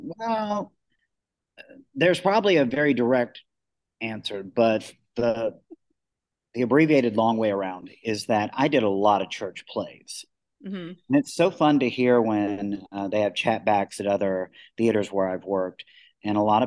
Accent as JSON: {"language": "English", "town": "McKenzie", "region": "Tennessee", "country": "United States", "tie": "born or raised there", "moved": "yes", "said": "McKenzie, Tennessee, it's a small town in West Tennessee, about 5,600 people"}